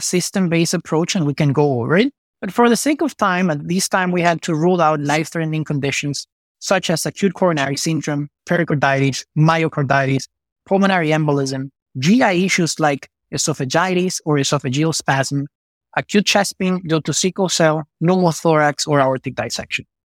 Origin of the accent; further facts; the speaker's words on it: Venezuela; moved away as an adult; also born or lived in Chicago / Miami; now in Houston, United States; I was born and raised in Venezuela